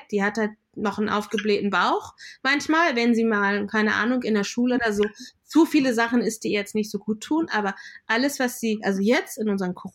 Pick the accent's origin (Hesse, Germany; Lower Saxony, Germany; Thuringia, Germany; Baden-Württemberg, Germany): Lower Saxony, Germany; born there; Also ich bin in Deutschland geboren, in Niedersachsen. Da wachsen viele Knollengemüse.